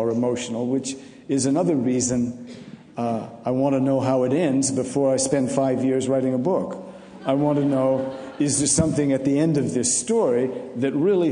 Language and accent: English; New England, United States; I look upon myself as a New Englander